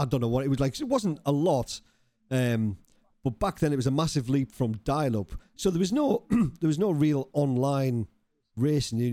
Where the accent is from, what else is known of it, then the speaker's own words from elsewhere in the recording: Cumbria, North West England, United Kingdom; moved away; I was from Cumbria originally